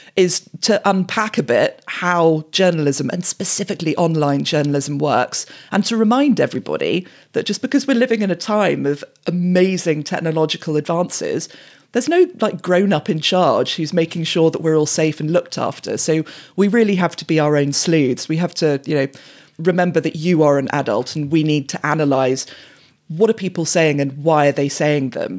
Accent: England, United Kingdom; growing up in England in the nineties

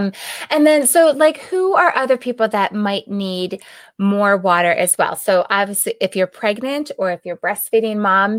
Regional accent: East Coast, United States; now in Arizona, United States; I came from the East Coast and moved out to Arizona, and so I experienced that whole moving from a more humid climate to a dry climate.

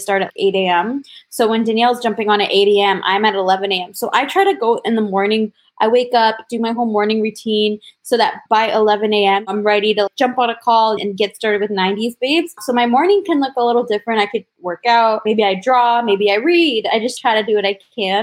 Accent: Toronto, Ontario, Canada; I was born in Toronto, or just outside of Toronto.

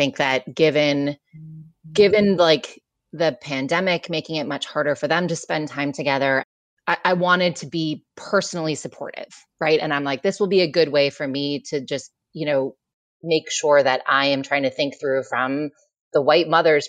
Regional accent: Michigan, United States; now in New York City, United States; I grew up in Michigan, a liberal part of Michigan, but a liberal part of Michigan is still pretty like conservative on the balance.

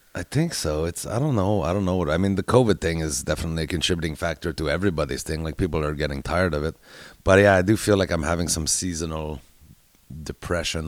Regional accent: Canada; I'm Canadian. I live in Canada during this thing.

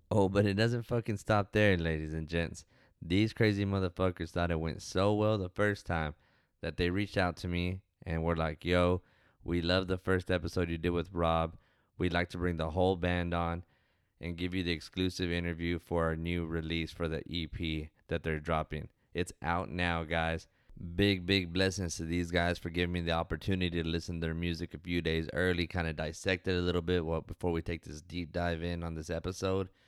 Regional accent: Jasper, Texas, United States; from Jasper, Texas.

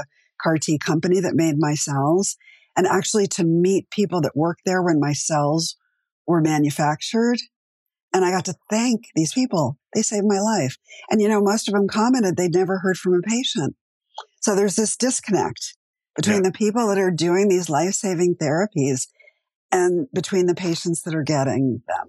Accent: East Coast, United States; now in Los Angeles, United States; I'm from the East Coast originally

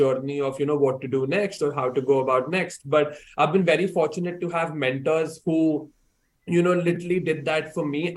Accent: India; moved away as an adult; now in Hong Kong; I was born and brought up in India and I did my entire education in India as well before I decided to come to Hong Kong to pursue my undergraduate studies.

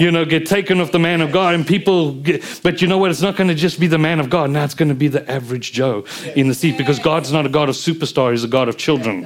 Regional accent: South Africa; being South African

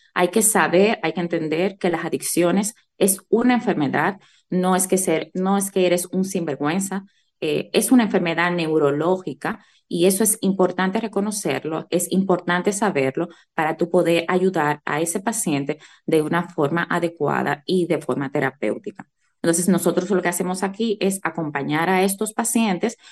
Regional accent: Bajos de Haina, San Cristóbal, Dominican Republic; now in Madrid, Spain; Yo soy jainera de pura cepa, orgullosamente

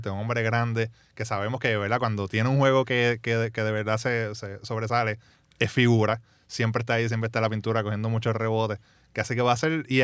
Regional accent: Ponce, Puerto Rico; A, obviamente, soy de Ponce. Pues somos

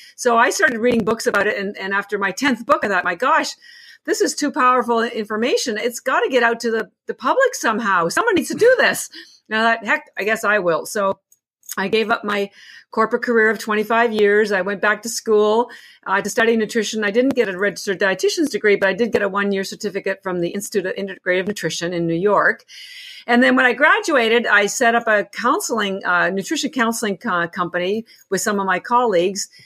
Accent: Canada; moved away; I'm actually from Canada originally

